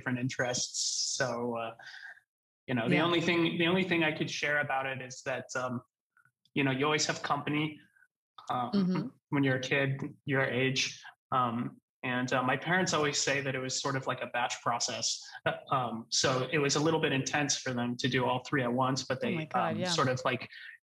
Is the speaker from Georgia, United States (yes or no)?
no; Portland, Oregon, United States; I grew up in Portland, Oregon.